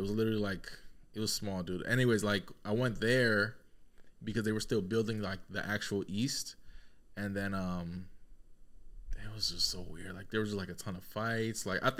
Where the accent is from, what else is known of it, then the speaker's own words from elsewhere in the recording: Peru; also born or lived in Connecticut; No, I'm not Mexican. Oh. No, I'm from Peru.